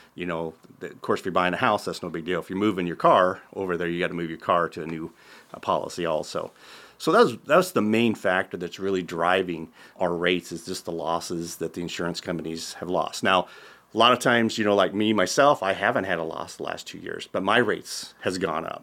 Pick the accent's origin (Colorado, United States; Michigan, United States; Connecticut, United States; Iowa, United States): Iowa, United States; Tabor; also born or lived in Council Bluffs, Iowa; I actually worked in a insurance office when in high school in Tabor, Iowa, where I'm from originally